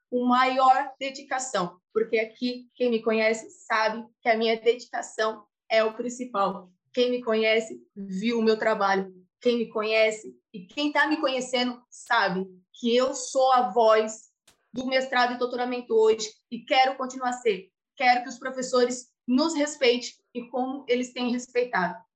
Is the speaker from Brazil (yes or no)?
no; Italy; porque eu sou italiana